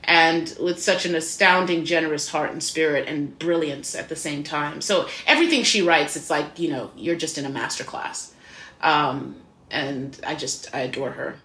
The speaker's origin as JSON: {"language": "English", "country": "Zimbabwe", "tie": "born or raised there", "also_born_or_lived": "Midwest, United States", "moved": "as an adult", "lives_now": "United States", "said": "I was born in the Midwest, that I, um, my parents were here for university, and then my par-, my father was a professor here, and then I moved to Zimbabwe when I was five, six years old, so I grew up there, came back here for college, and have been here ever"}